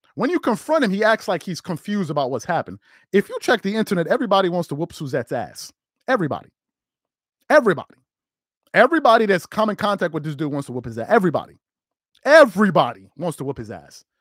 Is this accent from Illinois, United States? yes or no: no; New York, United States; growing up in New York